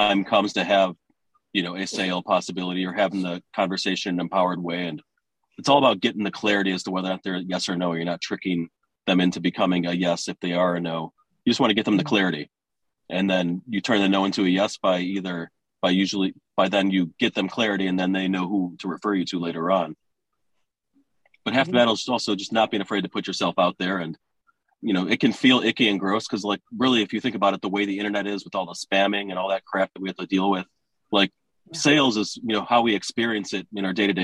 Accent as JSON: {"language": "English", "town": "Detroit", "region": "Michigan", "country": "United States", "also_born_or_lived": "California", "said": "I'm from Detroit, and every time I leave, it's like I've always come back"}